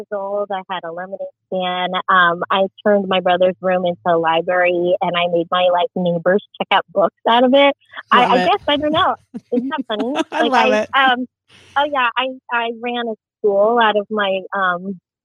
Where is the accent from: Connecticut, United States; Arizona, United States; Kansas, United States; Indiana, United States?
Arizona, United States; Scottsdale; first language Tagalog; English is a second language; I grew up in Scottsdale, Arizona.